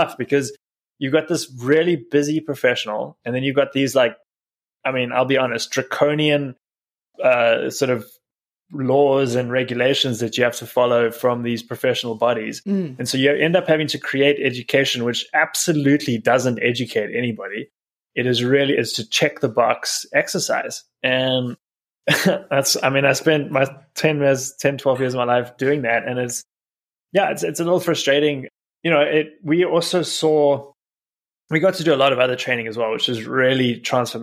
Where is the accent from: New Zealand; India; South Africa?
South Africa; moved away as an adult; now in United States; I'm originally from South Africa, where I grew up, and I've been in the States for about 12 years now.